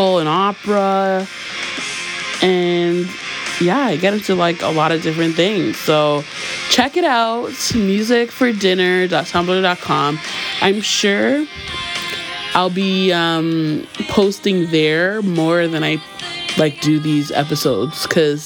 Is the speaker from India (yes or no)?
no; Toronto, Ontario, Canada; my Toronto girl heart